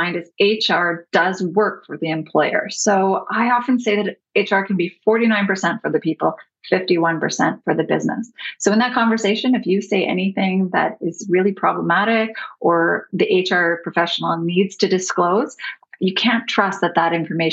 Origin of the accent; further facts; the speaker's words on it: Canada; I'm your Canadian counterpart